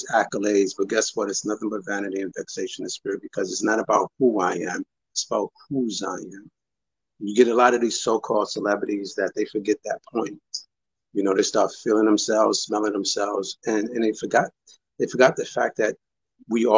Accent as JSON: {"language": "English", "town": "New York City", "region": "New York", "country": "United States", "tie": "born or raised there", "also_born_or_lived": "Harlem, New York / Brooklyn, New York", "said": "I was born in Harlem, raised in the Bronx. I lived in Brooklyn for over 15 years. I'm a New Yorker to the umpteenth percentile"}